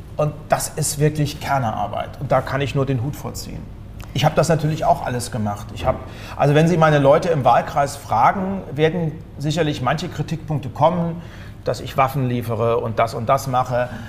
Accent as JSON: {"language": "German", "country": "Germany", "tie": "born or raised there", "said": "Ich bin hm. zwar Wessi, aber ich bin ein Kilometer von der Grenze zur DDR groß geworden"}